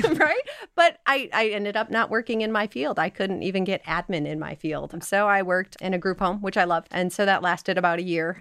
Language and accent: English; Chicago, Illinois, United States; moved away as an adult; also born or lived in the American West; now in Michigan, United States; I grew up in Chicago and spent my time, and then I moved out west